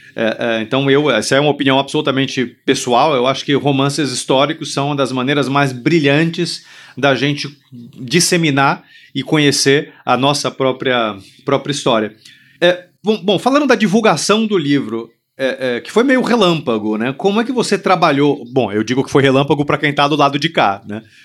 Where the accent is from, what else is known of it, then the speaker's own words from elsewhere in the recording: Brazil; nossa identidade né? como brasileiro